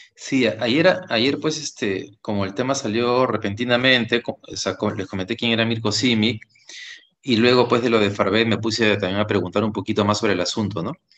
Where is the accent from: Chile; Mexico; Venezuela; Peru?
Peru; somos peruanos